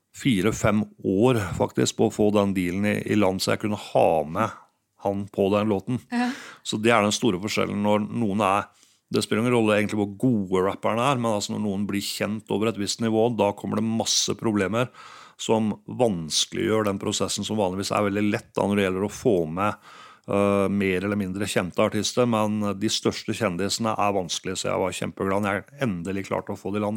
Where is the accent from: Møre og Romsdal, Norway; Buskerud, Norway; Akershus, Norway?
Buskerud, Norway; Geilo; jeg er fra Geilo.